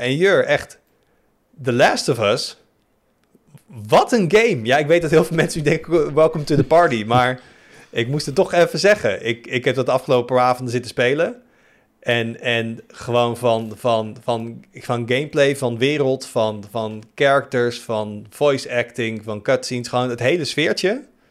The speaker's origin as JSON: {"language": "Dutch", "country": "Netherlands", "said": "als Nederlander"}